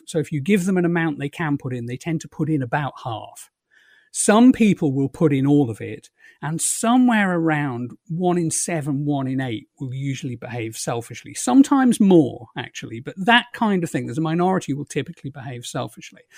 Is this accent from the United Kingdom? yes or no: yes; England, United Kingdom; moved away as an adult; also born or lived in London; now in Ireland; I've just past twenty years as a guy who was brought up in England and was English